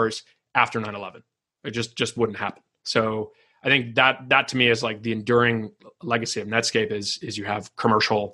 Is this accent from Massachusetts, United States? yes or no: yes; Massachusetts, United States; I grew up in Massachusetts